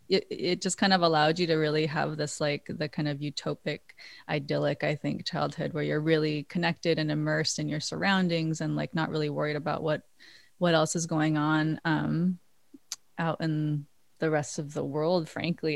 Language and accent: English; Maui, Hawaii, United States; now in New York, United States; I was born and raised in Hawaii